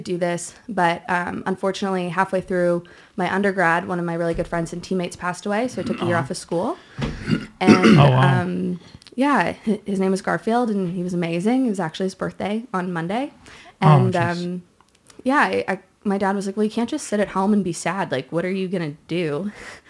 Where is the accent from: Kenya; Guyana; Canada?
Canada; Toronto, Ontario; I'm from Toronto